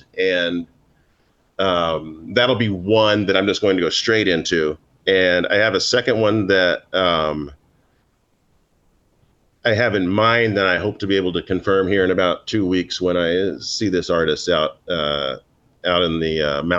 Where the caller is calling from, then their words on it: Manhattan, New York, United States; I am logging in from my apartment in Manhattan on the Upper East Side